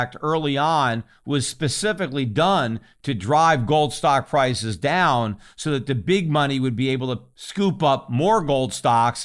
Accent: United States; as an American

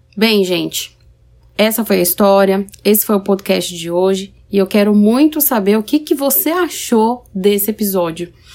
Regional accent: São Paulo, Brazil; now in Paraná, Brazil; eu sou paulistana, que moro no Paraná

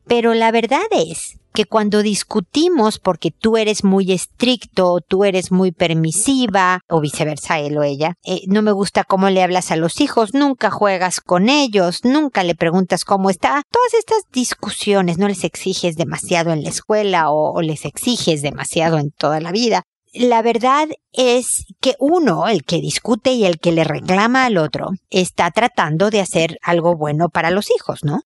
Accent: Mexico; moved away as an adult; now in Chile; Cuando recién llegué a Chile a vivir, yo soy mexicana, tengo muchos años ya viviendo en Chile

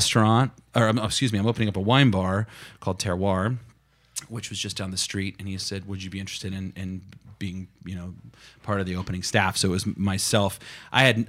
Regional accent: Kansas, United States; moved away as an adult; also born or lived in New York City; now in Sonoma, United States; I grew up in Kansas, graduated from the University of Kansas

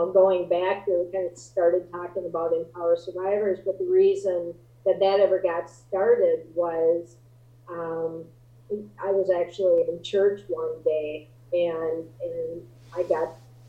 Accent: Midwest, United States; growing up in the Midwest

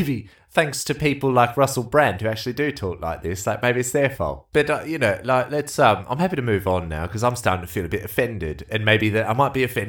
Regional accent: United Kingdom; Oh, well, all right. Well, thankfully, I'm actually British, so it should be all right.

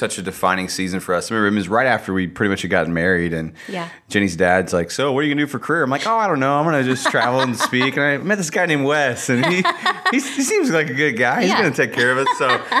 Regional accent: Indiana, United States; I grew up in Indiana, so you hear stories of the Amish and the Mennonites and all

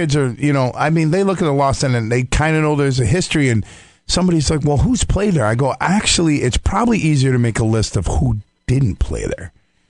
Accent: Syracuse, New York, United States; from upstate New York. They're like, well, where? And we're like, from Syracuse.

